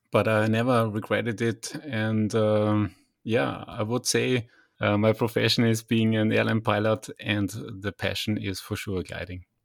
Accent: Linz, Upper Austria, Austria; back in Linz, where we, my hometown is

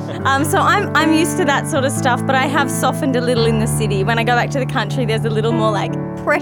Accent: Wagga Wagga, New South Wales, Australia; moved away as an adult; I grew up in the country, so I'm from Wagga Wagga.

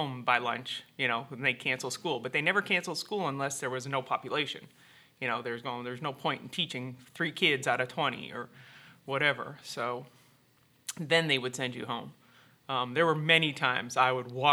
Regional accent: Hamilton, Ontario, Canada; moved away as an adult; now in United States; I always thought it was a small town, Hamilton, Ontario

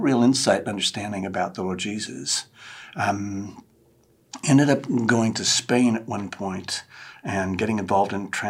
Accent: Victoria, British Columbia, Canada; moved away as an adult; also born or lived in North Vancouver, Canada / Arlington, Texas; now in Wichita, United States; No, I'm not from around here. I'm originally from British Columbia. I was born and raised in Victoria and the gorgeous section of Canada.

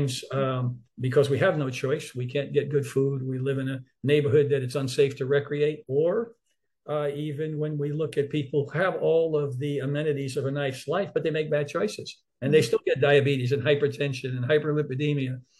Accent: New York City, New York, United States; growing up in Harlem in New York City

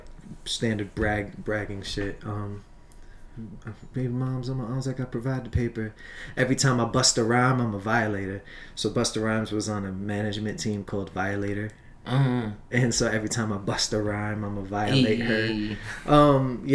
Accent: Long Island, New York, United States; also born or lived in Brooklyn; I was born in Brooklyn, and then I was raised in Long Island

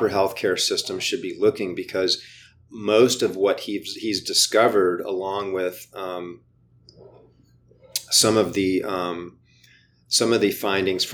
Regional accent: Hawaii, United States; moved away; I grew up in Hawaii, right? So I go a couple times a year to go visit my family.

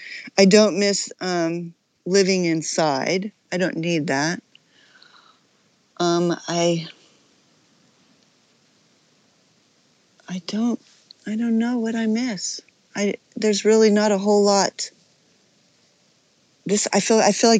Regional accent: Alpine, California, United States; also born or lived in New York City; I grew up in Alpine here in San Diego, up in the mountains

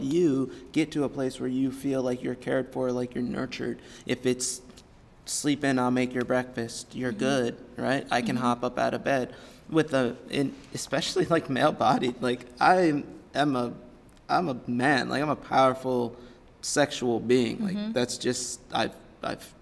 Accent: United States; as an American male

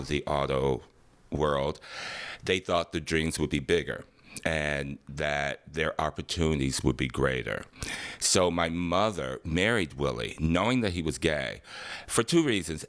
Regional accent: Detroit, Michigan, United States; I grew up in Detroit, Michigan, nineteen sixty-two

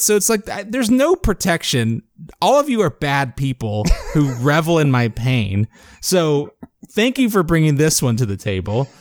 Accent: South Florida, United States; I grew up in South Florida where there were sugarcane fields

